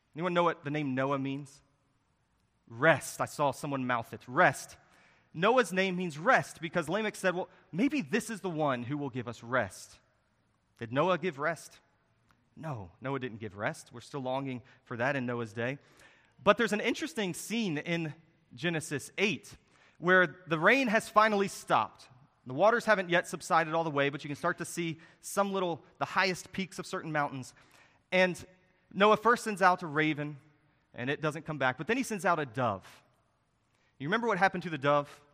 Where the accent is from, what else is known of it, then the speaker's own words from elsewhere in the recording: Harrisonburg, Virginia, United States; the church that I grew up in in Harrisonburg, Virginia